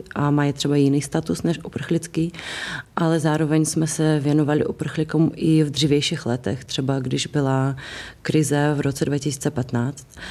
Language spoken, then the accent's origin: Czech; Ukraine; now in Czech Republic; jsem z Ukrajiny, měla jsem tam donedávna i rodinu, která už se teďka přestěhovala sem